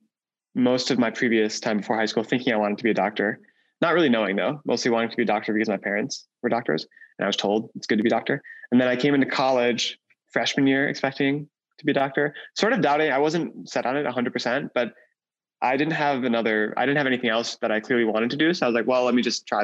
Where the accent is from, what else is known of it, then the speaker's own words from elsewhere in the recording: Wisconsin, United States; I grew up in Wisconsin, in a small town, a very small town in Wisconsin.